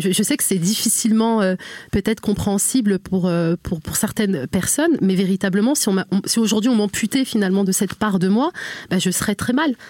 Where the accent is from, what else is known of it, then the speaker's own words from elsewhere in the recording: Normandy, France; je suis née, j'ai grandi en fait en Normandie